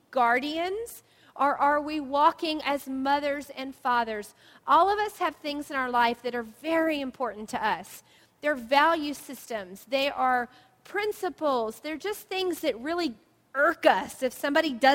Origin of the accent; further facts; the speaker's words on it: the South, United States; moved away; We grew up in the South where there were blue jays.